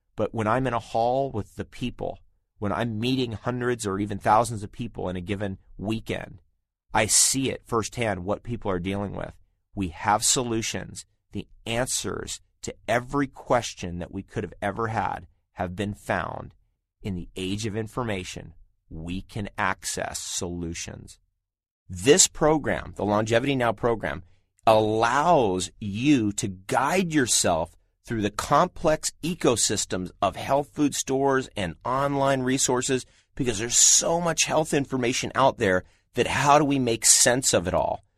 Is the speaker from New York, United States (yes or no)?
no; Southern California, United States; I grew up in Southern California after the age of 10, and I spent many years there